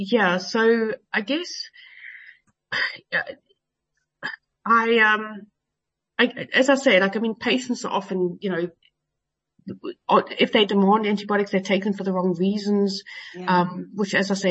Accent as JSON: {"language": "English", "town": "Johannesburg", "region": "Gauteng", "country": "South Africa", "moved": "yes", "lives_now": "United Kingdom", "said": "I live in the UK at the moment, even though I came from Joburg originally"}